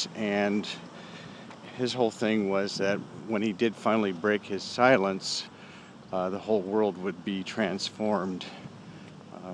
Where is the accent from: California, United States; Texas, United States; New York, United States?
California, United States; Berkeley; born or raised there